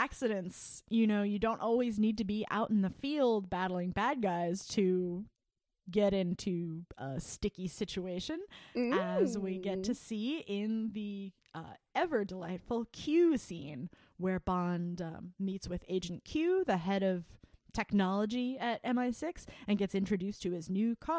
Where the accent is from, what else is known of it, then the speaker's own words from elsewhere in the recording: United States; Because I'm American